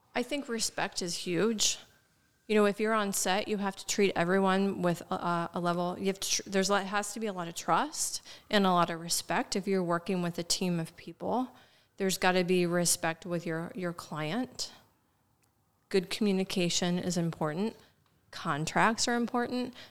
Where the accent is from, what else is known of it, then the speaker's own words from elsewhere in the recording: Shenandoah Valley, Frederick County, Virginia, United States; now in Baltimore, United States; I grew up in the Shenandoah Valley in a very small town in Frederick County, Virginia